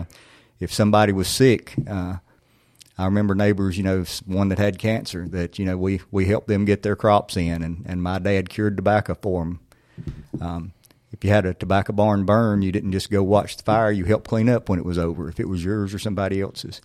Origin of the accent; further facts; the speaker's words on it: Siloam, North Carolina, United States; my childhood there, there was such a sense of community